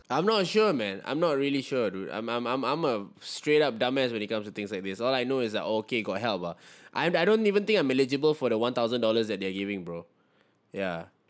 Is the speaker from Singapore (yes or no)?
yes; Singapore; as a Singaporean